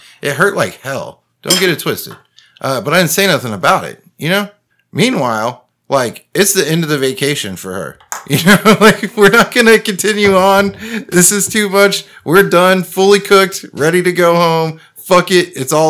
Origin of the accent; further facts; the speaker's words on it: Texas, United States; as a Texan